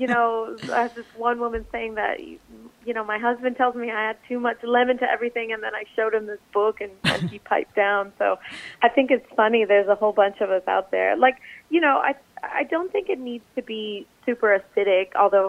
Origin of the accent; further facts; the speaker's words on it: Miami, Florida, United States; I grew up in Miami